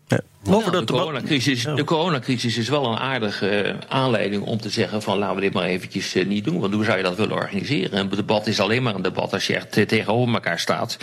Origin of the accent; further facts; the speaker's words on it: Netherlands; Ik ben geen Amerikaan, ik ben Nederlander. Ik woon hier.